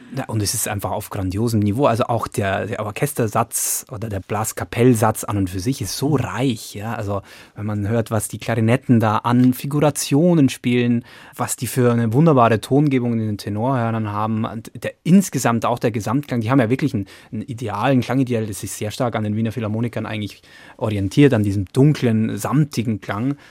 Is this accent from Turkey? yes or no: no; Lower Bavaria, Germany; now in Frankfurt, Germany; ich bin ja in, in Niederbayern aufgewachsen